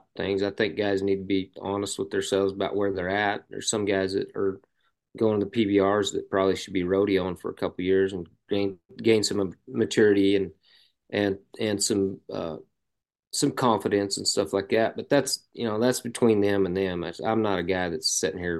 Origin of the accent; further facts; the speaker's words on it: Arizona, United States; moved away; also born or lived in Lampasas, Texas; I grew up in Arizona